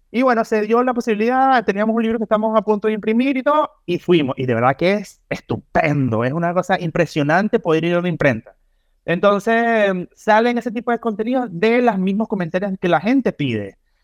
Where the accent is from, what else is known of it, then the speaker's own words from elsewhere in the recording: Venezuela; moved away as an adult; now in Chile; Yo cuando chico, allá en Venezuela